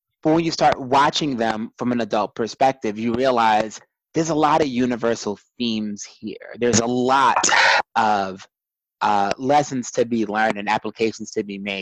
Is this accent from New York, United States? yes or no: yes; New York City, New York, United States; growing up in Brooklyn, New York, growing up as a first generation in this country